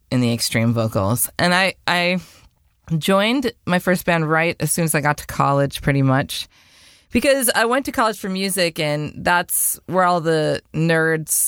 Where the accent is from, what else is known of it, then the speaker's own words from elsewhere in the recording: Wisconsin, United States; now in Las Vegas, United States; I'm from Wisconsin